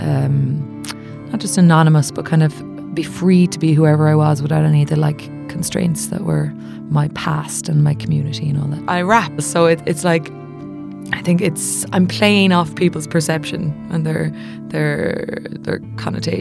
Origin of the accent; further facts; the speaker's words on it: County Mayo, Connacht, Ireland; moved away as an adult; also born or lived in United States; now in London, United Kingdom; I am from County Mayo on the west coast of Ireland, and I am an artist living and working here in London. I grew up playing Irish traditional music